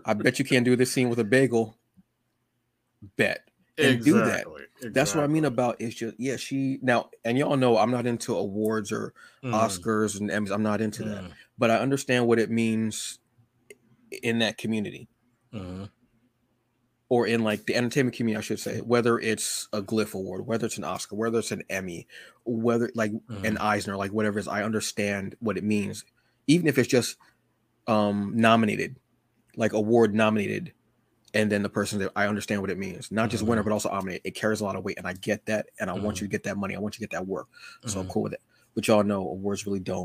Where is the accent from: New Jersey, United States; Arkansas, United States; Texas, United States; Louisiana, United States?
New Jersey, United States; I'm from Jersey